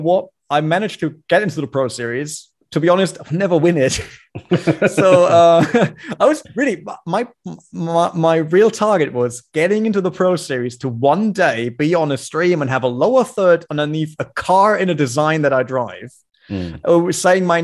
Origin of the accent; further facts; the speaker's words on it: Germany; accent: German; English is a second language; I grew up in Germany